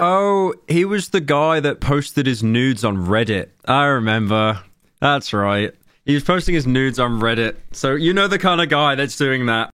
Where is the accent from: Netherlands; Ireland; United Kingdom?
United Kingdom; I'm British